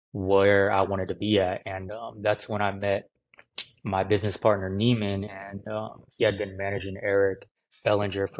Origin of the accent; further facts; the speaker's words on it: Livermore, California, United States; also born or lived in Santa Barbara, California / Arizona; now in Los Angeles, United States; I grew up in the Bay Area, California, the East Bay. Livermore is the exact name of the town.